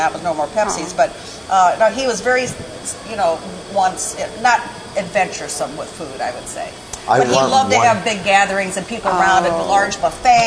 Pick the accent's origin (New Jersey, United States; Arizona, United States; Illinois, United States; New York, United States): Illinois, United States; Dupo; moved away; It's a long and winding road from DuPo, Illinois. I mean, we had 3,000 people in my hometown.